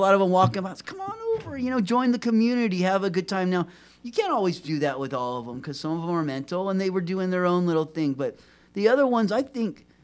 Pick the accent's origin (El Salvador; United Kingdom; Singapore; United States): United States; Arrowhead Hot Springs area, San Bernardino, California; I was born there in 1976